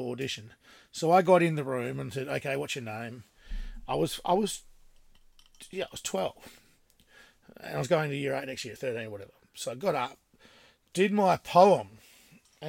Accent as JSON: {"language": "English", "area": "the South West", "region": "Western Australia", "country": "Australia", "tie": "born or raised there", "said": "I've been fortunate enough to grow up in the Southwest."}